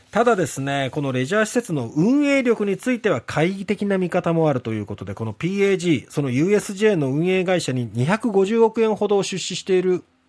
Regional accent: Satsuma, Kagoshima, Japan; 私の実家のある薩摩町

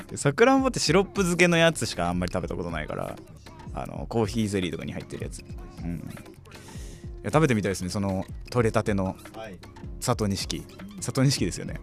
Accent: Gifu, Japan; 僕岐阜県出身なんですけど

